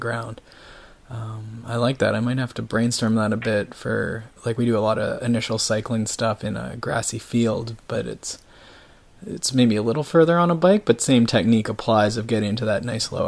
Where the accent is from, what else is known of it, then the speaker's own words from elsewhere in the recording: Canada; I grew up in Canada, so winters, like, we have 6 months of the year that basically are ruined for skateboarding